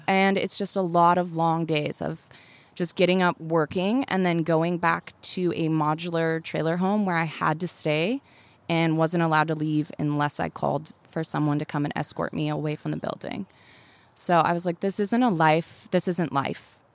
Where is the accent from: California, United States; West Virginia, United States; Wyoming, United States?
Wyoming, United States; Laramie; moved away; I grew up in Laramie, Wyoming